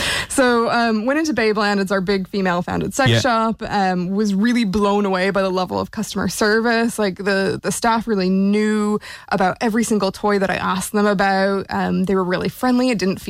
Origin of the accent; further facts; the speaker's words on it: Seattle, Washington, United States; now in Ireland; So I'm originally from Seattle.